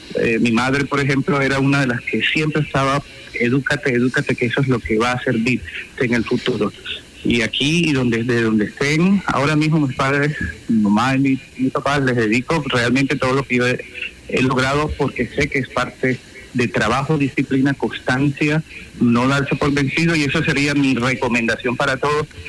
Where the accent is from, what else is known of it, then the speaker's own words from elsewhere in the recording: Barranquilla, Atlántico, Colombia; moved away as an adult; now in United States; en mi tierra, en la Arenosa